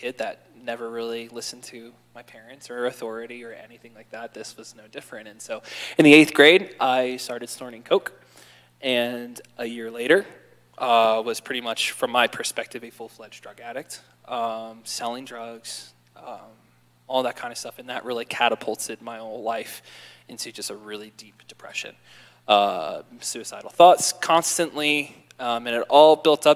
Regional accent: Baltimore, Maryland, United States; I grew up in Baltimore, Maryland with two older brothers and a little sister.

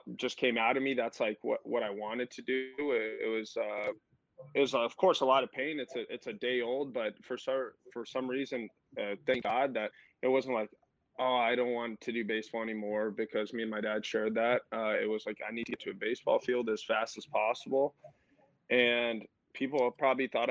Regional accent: Tucson, Arizona, United States; I was born and raised in Tucson, Arizona

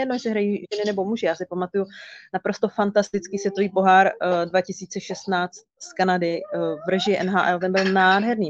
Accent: Kralupy nad Vltavou, Central Bohemian Region, Czechia; Kralupy, mé rodné město

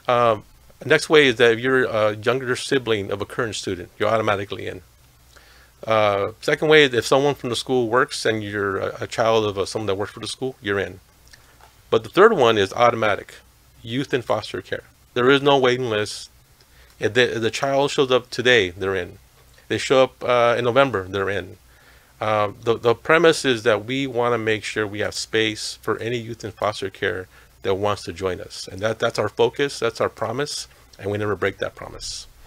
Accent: Los Angeles, California, United States; also born or lived in Tijuana, Mexico; now in Santa Ana, United States; I was uh, raised in, in Lincoln Heights, Ch- Chavez Ravine

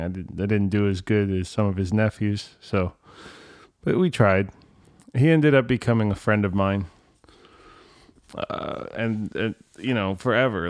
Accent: California, United States; I was from California

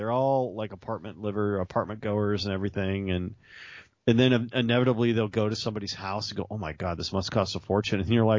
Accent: Chicago, Illinois, United States; I'm from Chicago, by the way. Guys, I lived in Chicago for a while.

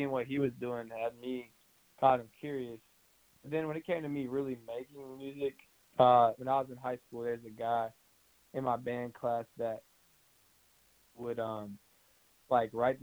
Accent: Brunswick, Georgia, United States; moved away as an adult; now in Atlanta, United States; I'm from Brunswick, Georgia

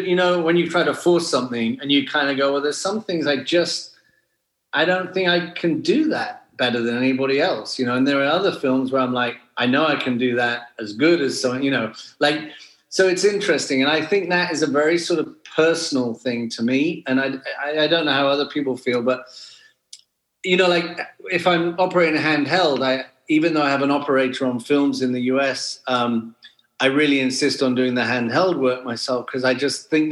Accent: Wales, United Kingdom; I grew up in Wales, in the middle of nowhere

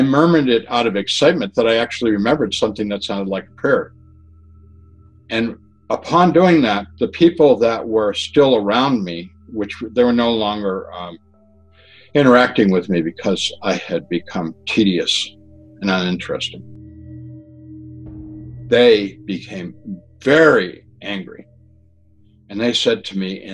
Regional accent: Massachusetts, United States; Where I grew up in Massachusetts, we had septic systems and cesspools

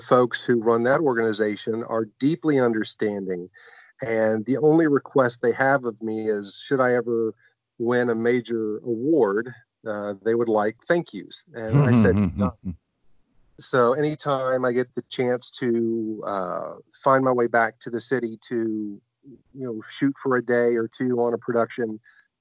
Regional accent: Louisiana, United States; moved away as an adult; now in Pensacola, United States; I grew up mostly in Louisiana, but I'm from Pensacola, Florida, originally

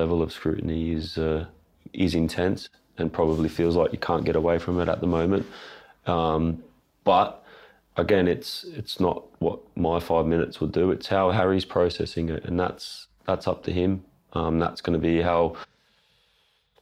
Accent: Sydney, New South Wales, Australia; I'm from Sydney

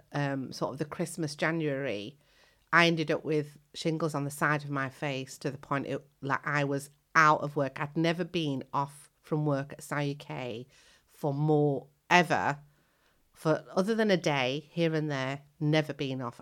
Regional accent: United Kingdom; also born or lived in Kenya / Indian heritage; when I came to the UK as a child of seven, I came from Africa.

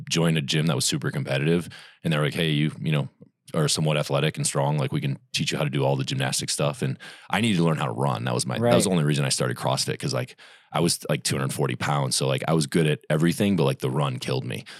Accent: Indiana, United States; moved away as an adult; Grew up in Indiana.

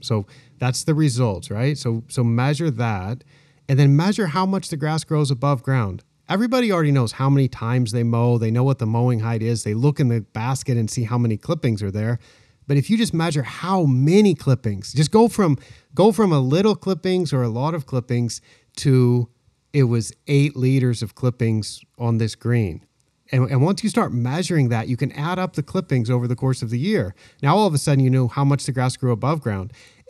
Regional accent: Willamette Valley, Oregon, United States; moved away as an adult; now in Thailand; I was born in Oregon in the Willamette Valley, where all the grass seed is grown. And I grew up there

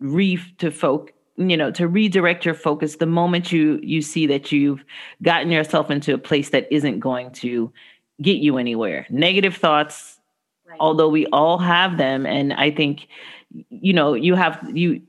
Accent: Los Angeles, California, United States; moved away as an adult; also born or lived in Fairbanks, Alaska; I come from Los Angeles, California

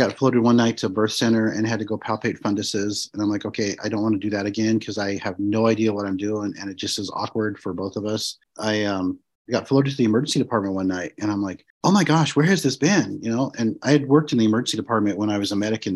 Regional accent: Montana, United States; moved away as an adult; I grew up in Montana, and I got sent back to Montana, stationed there.

